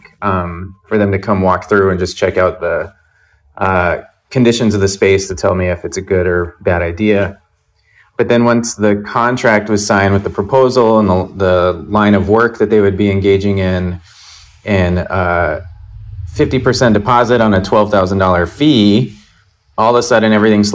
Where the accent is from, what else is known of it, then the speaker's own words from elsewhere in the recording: Albuquerque, New Mexico, United States; now in New York, United States; my hometown in Albuquerque